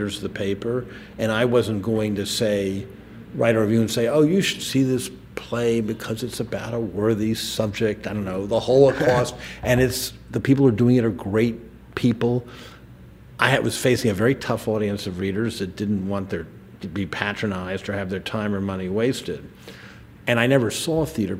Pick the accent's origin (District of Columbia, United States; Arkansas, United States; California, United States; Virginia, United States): District of Columbia, United States; Washington; when I was growing up in Washington